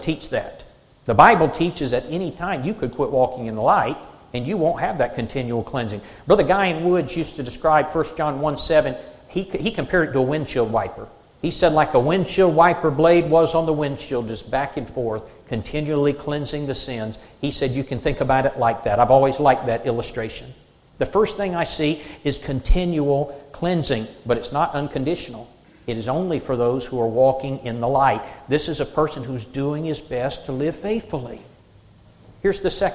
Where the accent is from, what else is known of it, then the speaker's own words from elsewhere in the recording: South Carolina, United States; moved away; I'm from South Carolina